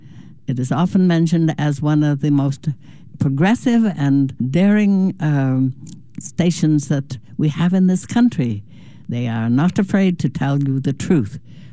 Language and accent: English; Dublin, New Hampshire, United States; I'm talking from KBOO, Portland. I come from Dublin, New Hampshire